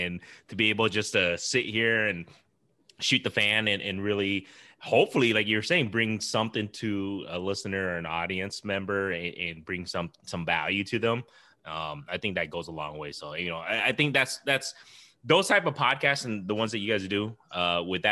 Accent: Iowa, United States; we're all from Iowa

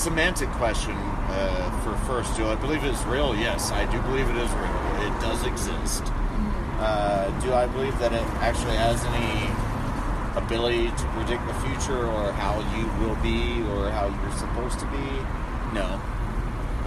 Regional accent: South Georgia, United States; there was one Catholic church in my hometown

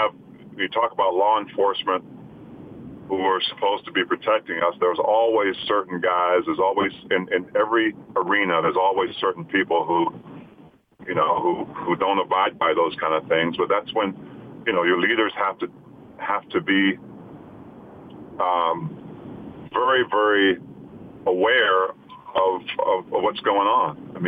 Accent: Utah, United States; You know, I've experienced racism, you know, growing up in Utah

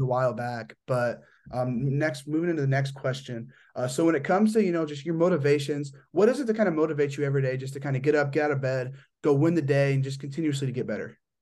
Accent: towards Michigan, northeast Indiana, United States; I'm from, like, the two six oh area, but I'm more like, you know, like, up north, like, towards Michigan.

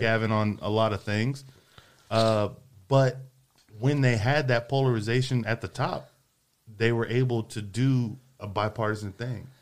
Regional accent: Houston, Texas, United States; now in Austin, United States; I grew up like on Mattress Mac commercials.

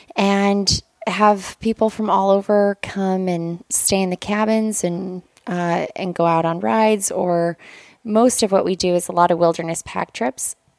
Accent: Lander, Wyoming, United States; So I am from Lander, Wyoming, and I was born and raised there

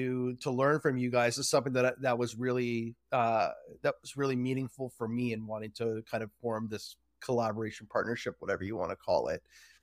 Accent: Markham, Ontario, Canada; I'm a Canadian, born and raised in Markham, Ontario, Canada.

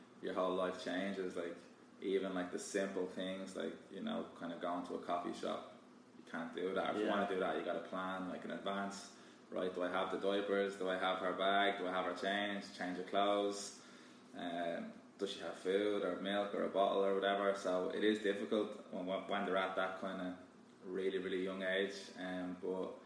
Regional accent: Kildare, Leinster, Ireland; moved away as an adult; also born or lived in Galway; now in Texas, United States; I'm from Kildare, a small county, I guess, close to Dublin.

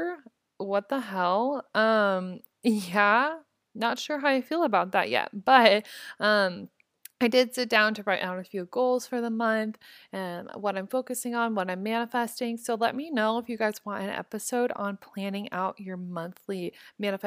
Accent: Omaha, Nebraska, United States; moved away; my hometown in Omaha

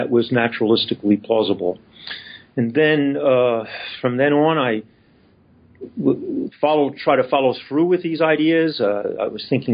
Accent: Philadelphia, Pennsylvania, United States; moved away as an adult; I grew up in Philadelphia. I graduated from Northeast High School

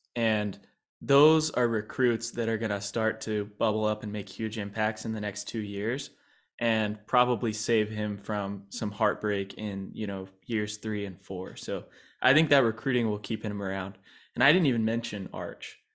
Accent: San Marcos, Texas, United States; I'm from San Marcos

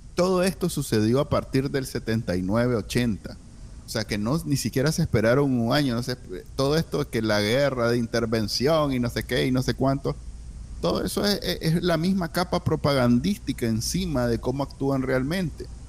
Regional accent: Nicaragua; now in United States; nosotros que somos que somos nica, nos encanta y queremos con todas nuestras ganas vivir ahí

